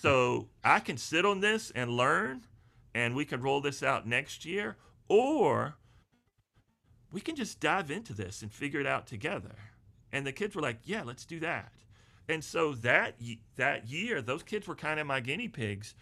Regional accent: Charlotte, North Carolina, United States; also born or lived in Wilmington, North Carolina / Burgaw, North Carolina; I was born and raised in the Charlotte area

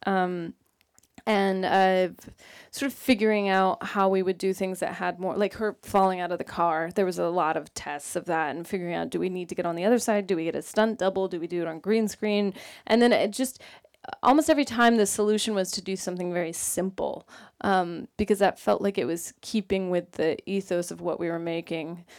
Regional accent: Sacramento, California, United States; I'm from Sacramento, California

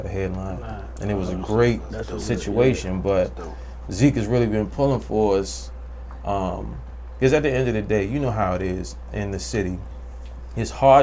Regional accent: Maryland, United States; I was from Maryland, my cousins were Southeast

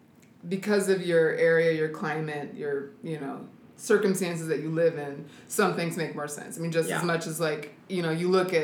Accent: Sacramento, California, United States; now in Seattle, United States; I grew up in Sacramento, California.

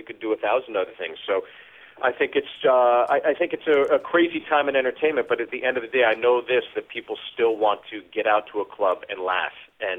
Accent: Freehold, New Jersey, United States; moved away; also born or lived in Pittsburgh / Chicago; where I grew up because, you know, the calling card when you're from Freehold is that's where … from. And my background is that I'm Korean and Irish. I'm Caucasian and Asian, which makes me Caucasian, is the proper term.

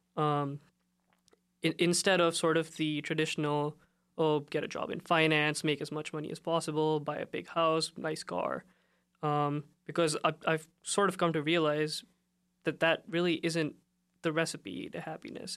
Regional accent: India; I come from, uh, I'm from India

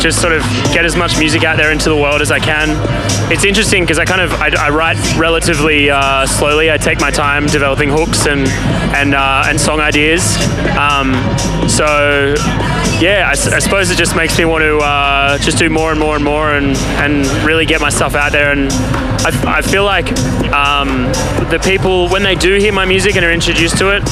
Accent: Melbourne, Victoria, Australia; back home in Melbourne

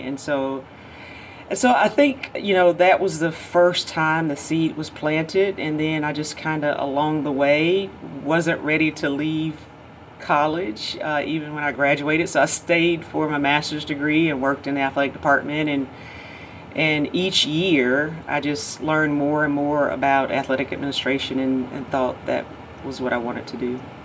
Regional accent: Georgia, United States; growing up in Georgia, obviously you think about your home state school all the time, but I grew up 30 minutes from Auburn University

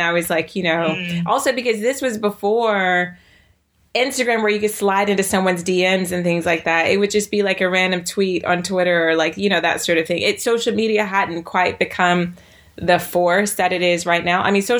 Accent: the South, United States; I grew up in the South where, you know, I grew up in America where particularly Black Americans, the slang we used differed according to what part of America you grew up

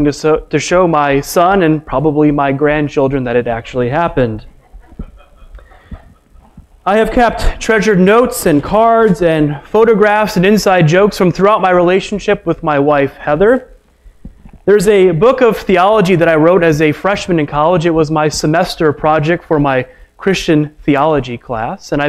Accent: Chicago, Illinois, United States; I was raised in the Chicagoland area of Illinois

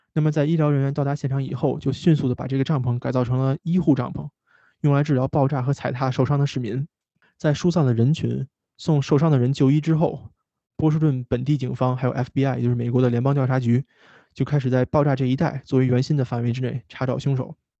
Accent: the Great Northwest, Northwest China, China; accent: Northwest dialect; moved away as an adult; now in Boston, United States; 咱们大西北方言

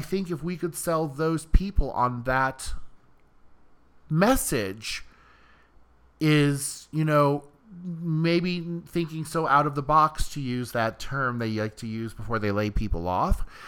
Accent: Iowa, United States; also born or lived in Cedar Rapids, Iowa; now in Los Angeles, United States; I'm from Iowa originally, and I just lived in Cedar Rapids for almost two years

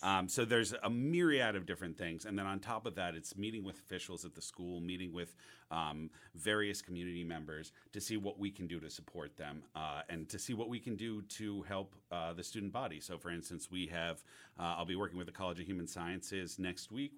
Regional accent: the North, United States; now in Auburn, United States; I'm coming as a Northerner

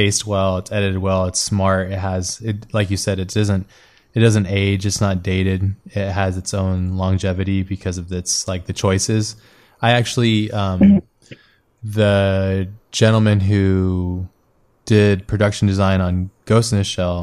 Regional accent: United States; I'm American

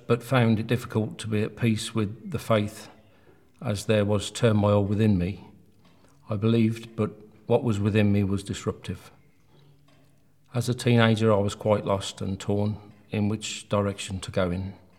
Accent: Birmingham, West Midlands, United Kingdom; I grew up in Birmingham with a mother and father and three sisters

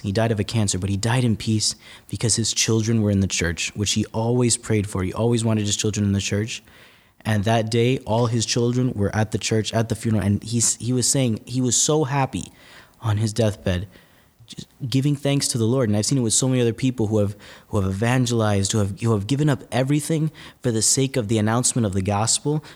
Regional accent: West New York, New Jersey, United States; I'm originally from a faraway place called New Jersey

